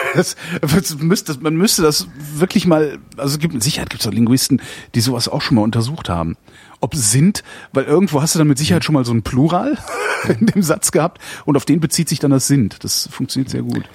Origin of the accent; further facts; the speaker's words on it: Germany; wir sind halt Deutsche